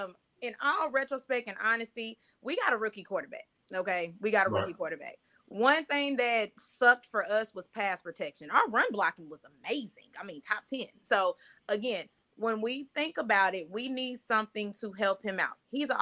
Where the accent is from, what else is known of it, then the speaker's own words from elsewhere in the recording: Jamaica; Grew up military brat though. Most of my people come from Augusta, Georgia, but I am Jamaican at the same time.